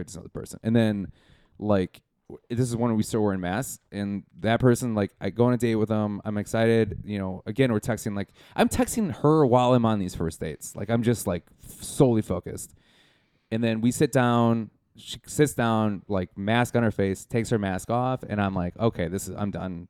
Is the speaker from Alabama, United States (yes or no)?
no; Milwaukee, Wisconsin, United States; moved away; I'm from Milwaukee, Wisconsin